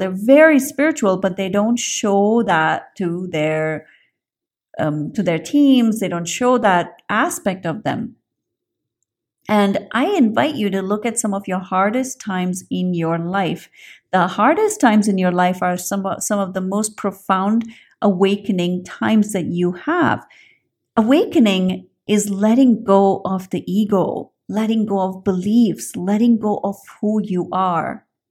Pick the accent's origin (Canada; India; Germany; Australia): India; I grew up in India